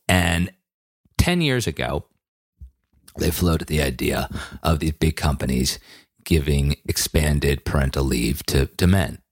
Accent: Western Massachusetts, United States; when I was a kid growing up in Western Massachusetts

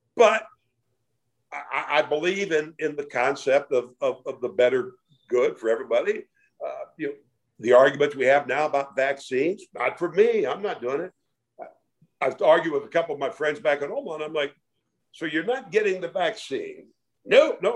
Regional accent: Iowa, United States; now in Dallas, United States; growing up in Iowa in the 50s

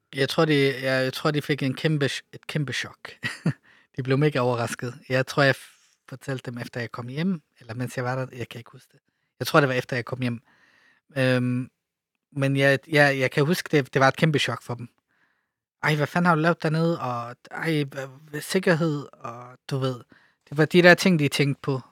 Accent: Denmark; also born or lived in Lebanon / Jerusalem / Ramallah; jeg er født i Libanon, bor i Danmark, øh, øh er vokset op i Danmark

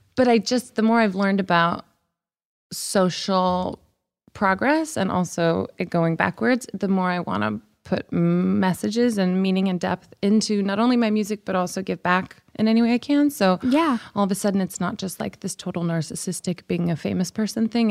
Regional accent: the Bible Belt, United States; now in Los Angeles, United States; I grew up in the Bible Belt

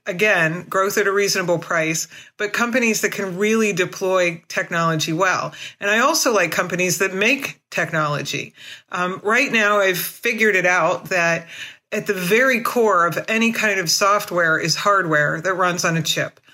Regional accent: United States; I'm an American, I'm, you know, independent, I'm a hippie

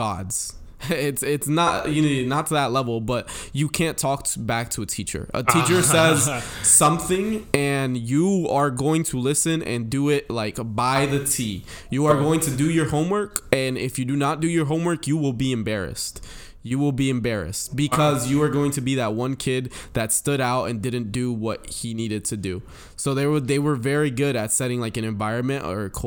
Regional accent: Dominican Republic; moved away; also born or lived in Paterson, New Jersey; living in the Dominican Republic, it shaped most of my ideals and values

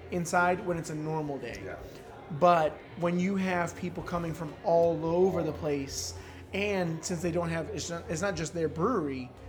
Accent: Grand Rapids, Michigan, United States; Grand Rapids, Michigan. Michigan my hometown.

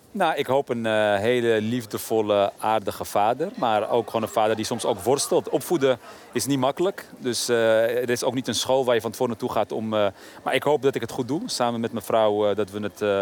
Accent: Amsterdam, North Holland, Netherlands; Ik ben in een tijd opgegroeid dat mijn eigen wijk, waar ik ben opgegroeid, in Oszor bijvoorbeeld, had je niet zoveel voorzieningen

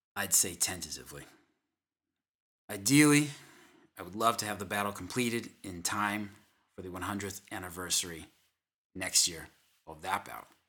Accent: Boston, Massachusetts, United States; I am from the Boston, Massachusetts area.

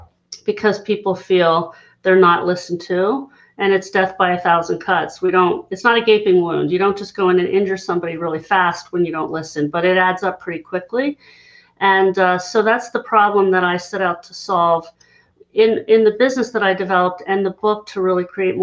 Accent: Hershey, Pennsylvania, United States; I'm from Hershey, Pennsylvania, for anybody who knows, Chocolate Town, USA. I smelled more manure than chocolate growing up because I lived just 10 minutes outside the town, very rural.

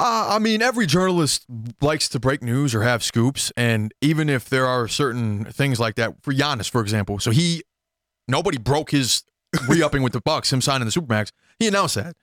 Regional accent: Minneapolis–Saint Paul, Minnesota, United States; in my hometown of the Twin Cities

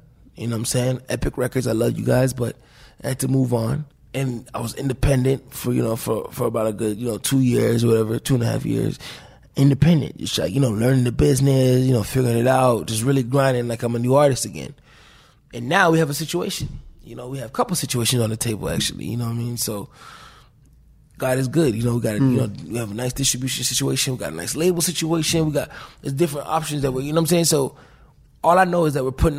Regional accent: Florida, United States; Like, I grew up in Florida where we got little lakes behind our house, but not no main big ocean.

